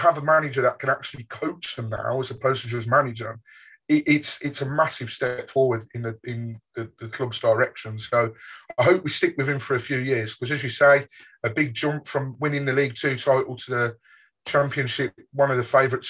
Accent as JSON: {"language": "English", "town": "Birmingham", "region": "West Midlands", "country": "United Kingdom", "tie": "born or raised there", "said": "I grew up in Birmingham"}